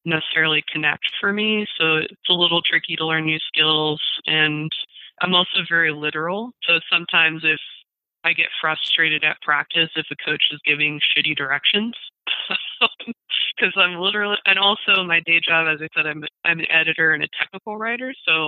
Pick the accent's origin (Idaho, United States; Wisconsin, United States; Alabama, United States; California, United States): California, United States; Redlands; my hometown of Redlands, California